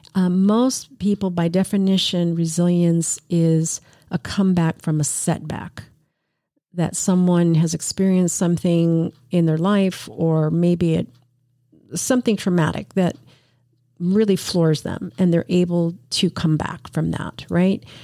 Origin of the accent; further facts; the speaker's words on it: New York City, New York, United States; I was born in New York City